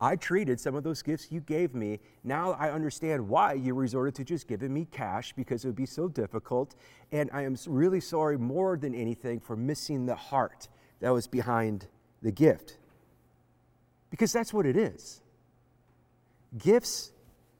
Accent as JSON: {"language": "English", "town": "Beaver Dam", "region": "Wisconsin", "country": "United States", "tie": "born or raised there", "said": "growing up in Beaver Dam, Wisconsin"}